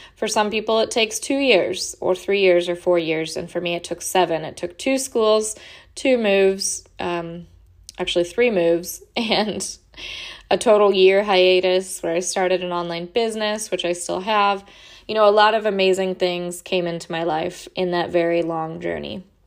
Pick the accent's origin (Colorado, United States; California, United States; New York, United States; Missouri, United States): California, United States; moved away as an adult; also born or lived in Oregon / Washington / Idaho / Portland; now in Florida, United States; I lived in, grew up in California